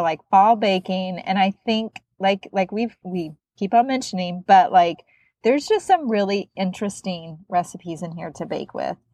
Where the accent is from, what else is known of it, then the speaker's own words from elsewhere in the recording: Midwest, United States; I'm also from the Midwest.